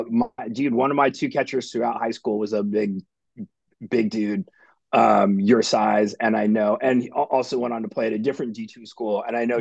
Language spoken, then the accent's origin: English; Denver, Colorado, United States; I grew up in Denver